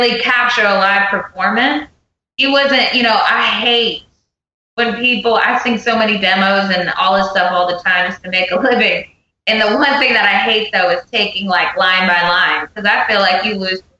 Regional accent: Pennsylvania, United States; now in Nashville, United States; I live in Nashville, and I grew up in Pennsylvania

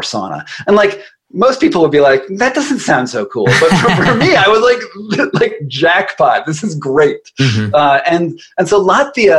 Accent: United States; I'm an American

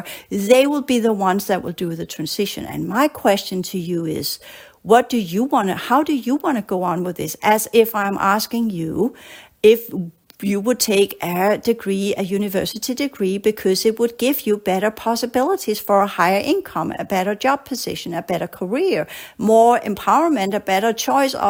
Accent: Denmark; moved away as an adult; also born or lived in Australia; I grew up in Denmark

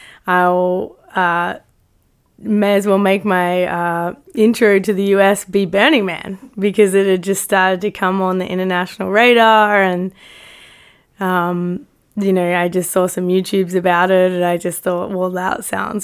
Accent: Australia; Australia, mate.

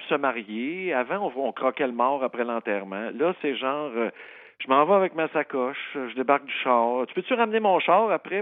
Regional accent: Saint-Jean-sur-Richelieu, Quebec, Canada; Ça, c'est ma, ville natale

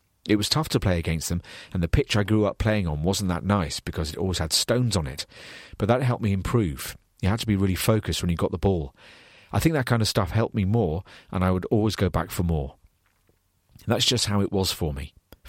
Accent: Gelsenkirchen, North Rhine-Westphalia, Germany; It all goes back to when I was growing up in Gelsenkirchen, when I'd be playing for 5 hours a day.

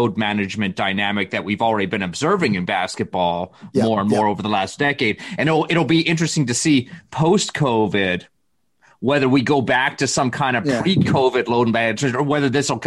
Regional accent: Canada; As a Canadian

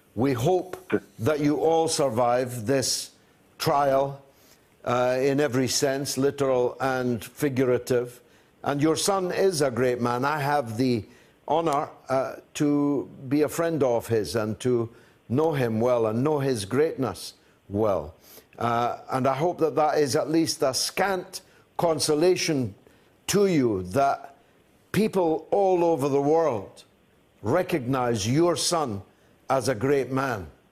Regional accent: United Kingdom; I'm British

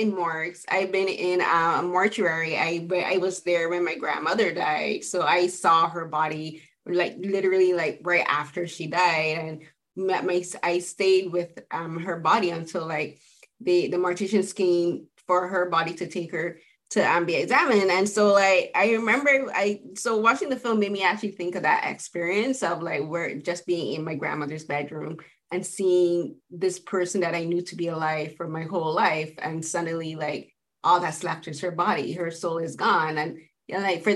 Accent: Barbados; I'm from the Caribbean, from Barbados

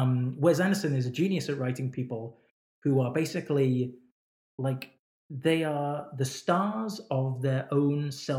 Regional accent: Oxford, South East England, United Kingdom; And I grew up in Oxford, and Oxford was a real great university town.

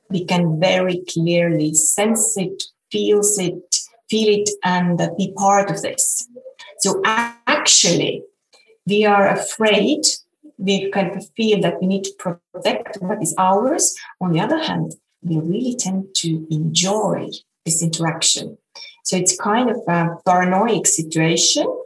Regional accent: Estonia; English is a second language; And the first thing I said was that I'm …, I come from Estonia.

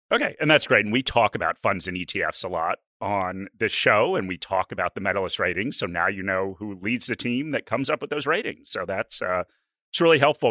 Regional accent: United States; now in Australia; I'm an American

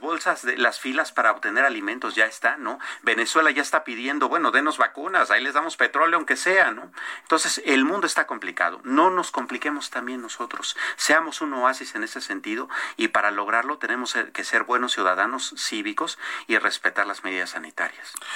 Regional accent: Mexico; como mexicanos

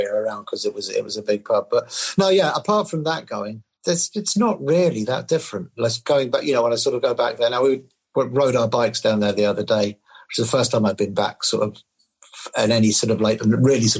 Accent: London, United Kingdom; also born or lived in Libya; I grew up in Temple Fortune, sort of on the Finchley Road on the way up, you know, between Golders Green and Finchley

